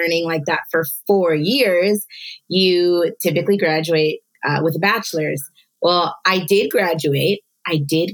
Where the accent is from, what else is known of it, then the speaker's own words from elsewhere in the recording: Virginia, United States; moved away as an adult; I am originally born and raised on the East Coast, Virginia, and I lived there my whole life up until I went to Bible school